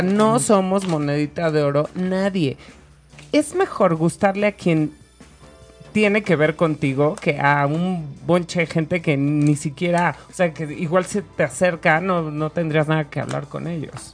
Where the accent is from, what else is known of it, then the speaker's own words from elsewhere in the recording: Mexico; soy mexicana